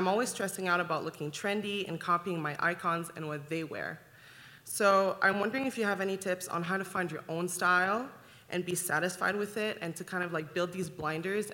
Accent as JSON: {"language": "English", "town": "Ottawa", "region": "Ontario", "country": "Canada", "moved": "as an adult", "lives_now": "Calgary, Canada", "said": "I'm originally from Ottawa, and I just moved to Calgary a couple years ago."}